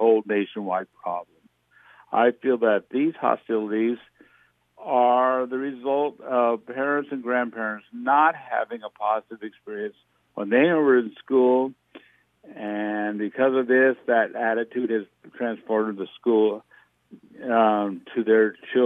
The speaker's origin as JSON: {"language": "English", "town": "Atlantic", "region": "Iowa", "country": "United States", "tie": "born or raised there", "also_born_or_lived": "Tabor, Iowa / Loudon, Iowa / Red Oak, Iowa", "said": "I grew up as a Southwest Iowa kid, growing up in Tabor and then Atlantic."}